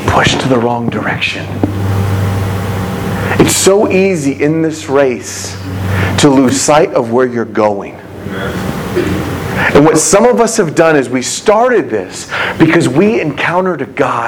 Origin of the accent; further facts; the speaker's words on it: United States; as American people